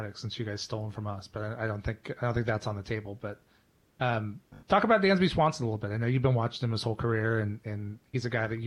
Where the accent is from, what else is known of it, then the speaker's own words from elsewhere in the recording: Iowa, United States; We grew up together in Iowa.